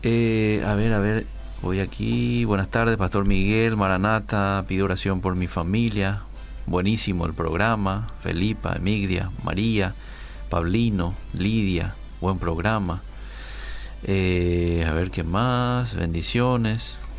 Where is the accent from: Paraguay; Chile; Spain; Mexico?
Paraguay; estamos pasando como como paraguayos a nivel mundial